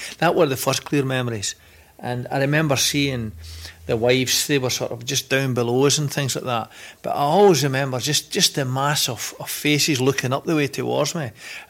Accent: Bellshill, Scotland, United Kingdom; I come from Bells Hill, which in those days was very much mining and steelworks. Changed days now. But it was a terrific community.

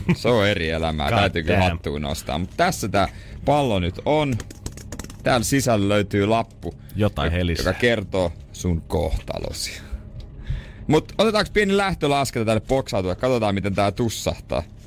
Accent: Seinäjoki, South Ostrobothnia, Finland

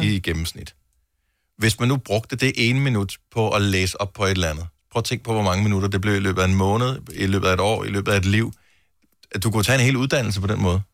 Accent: Denmark; jeg er født i Danmark, og al min familie, så vidt jeg ved, er, bor i Danmark

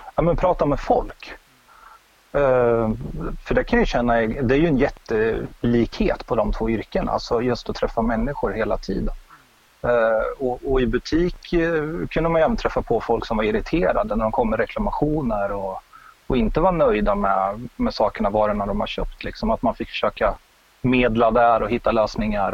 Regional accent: Örebro, Örebro County, Sweden; moved away as an adult; also born or lived in Umeå; bodde jag i Örebro. Jag är från Örebro

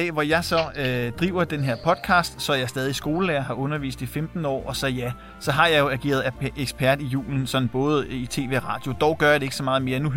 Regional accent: Værløse, Capital Region of Denmark, Denmark; Og jeg er opvokset i Værløse.

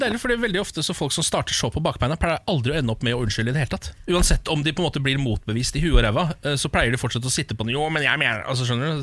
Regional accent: Moss, Østfold, Norway; moved away; Moss i helgen, min hjemby

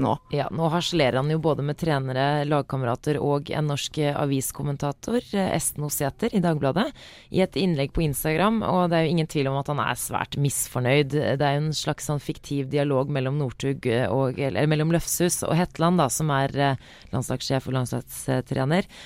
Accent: Oslo, Norway; jeg er fra Oslo

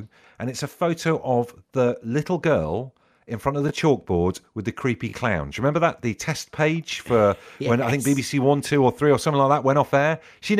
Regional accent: Devon, South West England, United Kingdom; From me growing up in Devon

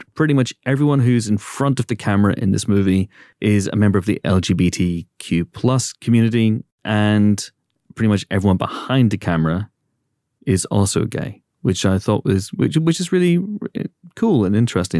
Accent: United Kingdom; You know, growing up in Britain, we had a comedian.

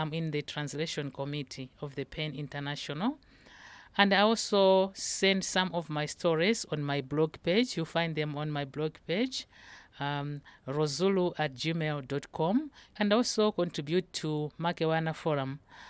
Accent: Malawi; from Malawi.

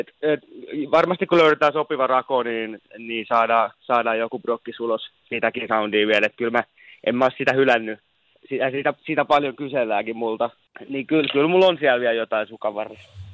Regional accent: Turku, Southwest Finland, Finland; moved away as an adult; now in Helsinki, Finland; se on mun kotikaupunki. Se on aina mun sydämessä

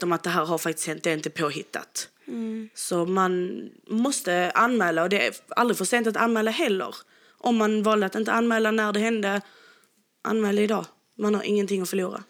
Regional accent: Sweden; vi är ju helt från Sverige

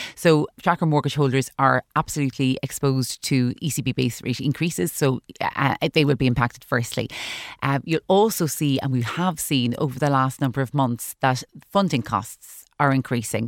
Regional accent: Ireland; as Irish consumers

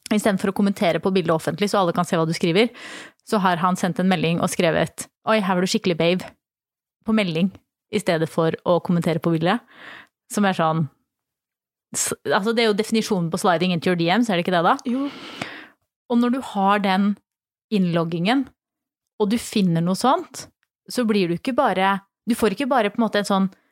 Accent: Flisa, Innlandet, Norway; moved away; så er jeg jo fra Flisa i Åsnes, og i hele kommunen totalt så bor det 8000 mennesker

